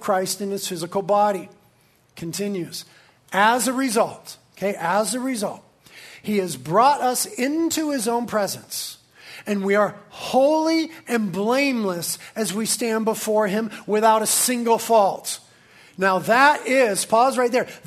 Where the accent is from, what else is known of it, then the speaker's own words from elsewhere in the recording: Carpinteria, California, United States; I was born and raised in Carpinteria.